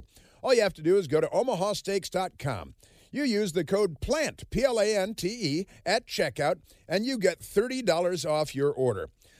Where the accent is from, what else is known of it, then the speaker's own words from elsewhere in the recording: United States; Now, I'm an American